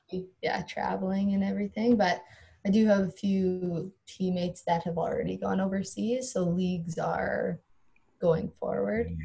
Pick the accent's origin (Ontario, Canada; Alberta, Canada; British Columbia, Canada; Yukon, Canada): Alberta, Canada; Standard; not even being able to say I was from Standard, like where I grew up.